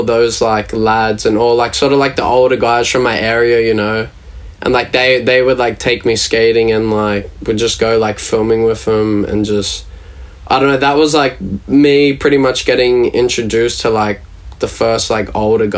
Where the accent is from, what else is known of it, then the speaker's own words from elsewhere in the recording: Sydney, New South Wales, Australia; I grew up in a suburb called Caringba, which is south of Sydney